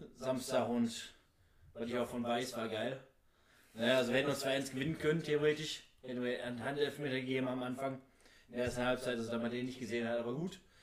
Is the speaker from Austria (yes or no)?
no; Oberhausen, North Rhine-Westphalia, Germany; Oberhauser jung, Oberhausen geboren. Ich will hier nicht wegziehen, das ist aber meine Heimatstadt.